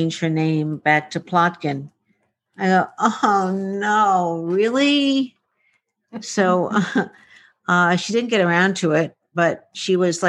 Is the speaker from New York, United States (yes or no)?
yes; New York, United States; also born or lived in Shanghai; I was born in the East Village. I'm a sixth generation New Yorker